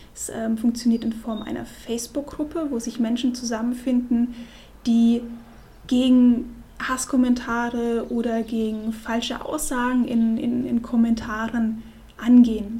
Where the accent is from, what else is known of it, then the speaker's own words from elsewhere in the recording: Munich, Bavaria, Germany; wir kommen ja aus München, wir beide